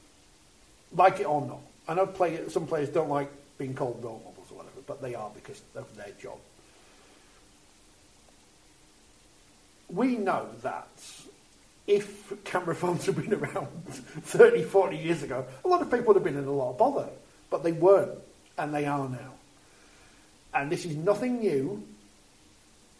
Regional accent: Wakefield, Yorkshire and the Humber, United Kingdom; I'm from Wakefield. We've got three amateur teams in the area.

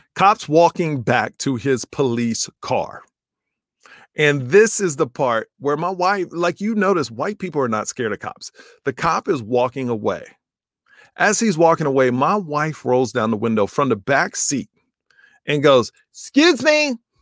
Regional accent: United States; I'm an American

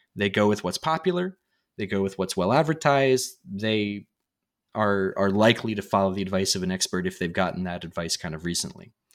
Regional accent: United States; as an American

